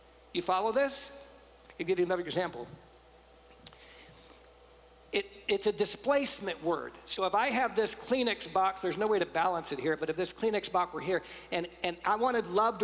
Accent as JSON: {"language": "English", "town": "San Antonio", "region": "Texas", "country": "United States", "moved": "yes", "said": "I'm from San Antonio, so tacos are a big thing."}